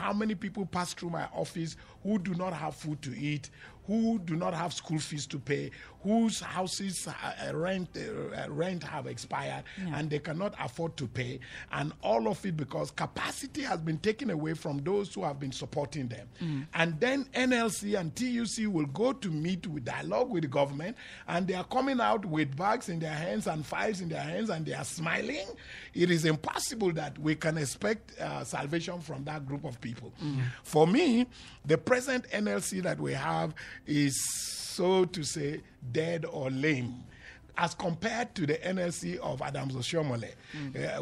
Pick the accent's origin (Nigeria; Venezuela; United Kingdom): Nigeria; I'm also a Nigerian.